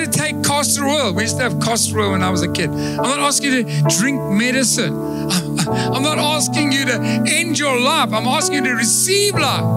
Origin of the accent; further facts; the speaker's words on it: Durban, KwaZulu-Natal, South Africa; I come from Durban